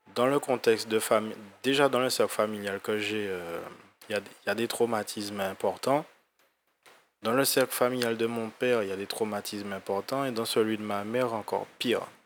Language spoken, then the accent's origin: French; Guadeloupe; moved away as an adult; quand je suis parti en fait euh, de la Guadeloupe